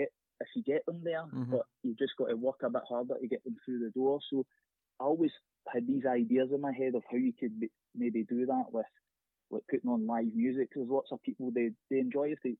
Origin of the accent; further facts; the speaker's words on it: Greenock, Scotland, United Kingdom; I grew up in Greenock